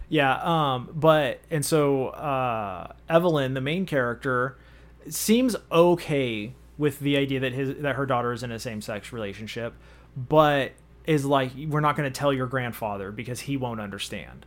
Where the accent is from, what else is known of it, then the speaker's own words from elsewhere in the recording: United States; we're American